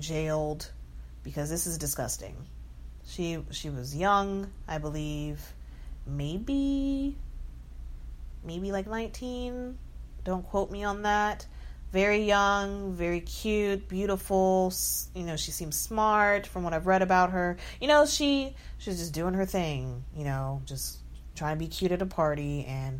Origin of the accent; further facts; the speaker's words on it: Texas, United States; I'm from Texas